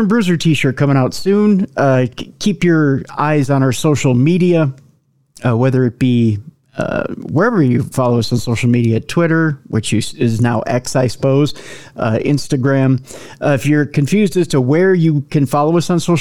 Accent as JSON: {"language": "English", "region": "Minnesota", "country": "United States", "accent": "Minnesota", "said": "my Minnesota accent"}